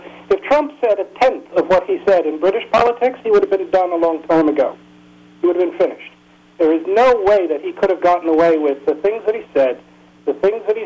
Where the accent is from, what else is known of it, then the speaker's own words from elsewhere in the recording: United States; now in Peterborough, United Kingdom; As an American living in England